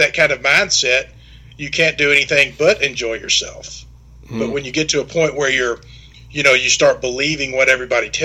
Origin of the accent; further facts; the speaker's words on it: Germantown, Tennessee, United States; also born or lived in Mississippi State University; I grew up in Germantown, Tennessee, which is not too far from where I live now.